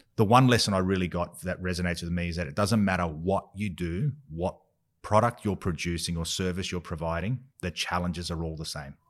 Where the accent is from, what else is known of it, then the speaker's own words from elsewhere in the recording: Australia; growing up in Australia